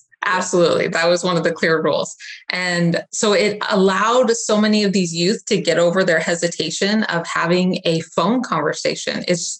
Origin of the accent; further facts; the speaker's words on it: Arizona, United States; No, I was born and raised in Arizona. I'm a sunshine girl, and I came to the clouds, but it's been a really beautiful area to live in.